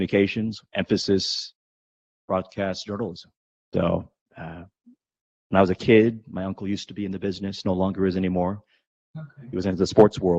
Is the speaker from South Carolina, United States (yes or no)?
no; Tri-Cities, Eastern Washington, United States; also born or lived in Tucson, Arizona; now in San Antonio, United States; I grew up in Washington State, Eastern Washington, a place called the Tri-Cities.